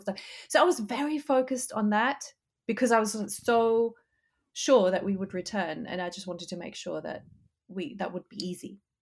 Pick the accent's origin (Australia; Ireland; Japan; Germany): Germany; moved away as an adult; also born or lived in United Kingdom; now in Austin, United States; I left my home country, Germany, in my twenties.